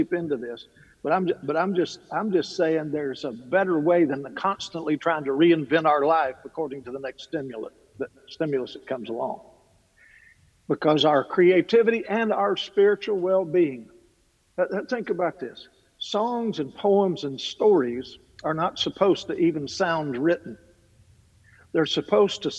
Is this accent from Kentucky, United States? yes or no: yes; Kentucky, United States; I'm from Kentucky. I come from a long line of talkers